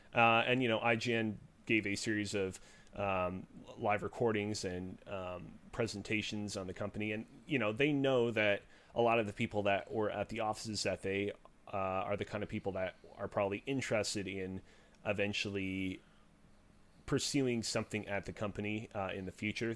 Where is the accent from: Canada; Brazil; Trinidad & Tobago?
Canada; Montreal, Quebec; I'm located in the great city of Montreal